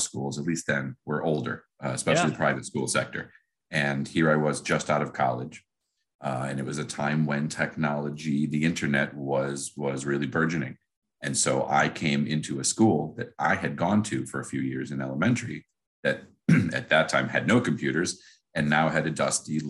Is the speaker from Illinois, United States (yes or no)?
no; Cleveland, Ohio, United States; also born or lived in Madrid, Spain / Columbus, Ohio; I was born and raised in Cleveland.